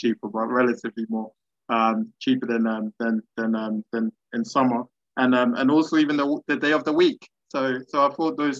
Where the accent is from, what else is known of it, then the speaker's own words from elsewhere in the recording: Ghana; I'm Ghanaian